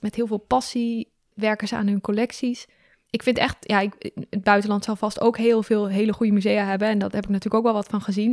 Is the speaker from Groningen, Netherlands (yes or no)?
yes; Groningen, Netherlands; moved away